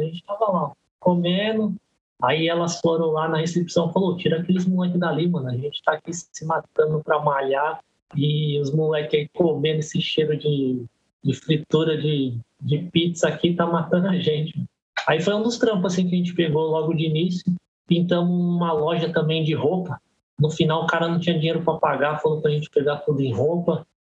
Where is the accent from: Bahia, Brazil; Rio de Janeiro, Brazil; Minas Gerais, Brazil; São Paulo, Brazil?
São Paulo, Brazil; Guarulhos; also born or lived in Belenzinho, São Paulo; sou de Guarulhos há 43 anos. Nasci no Belenzinho, mas desde pequeno é, vim para Guarulhos, então sou guarulhense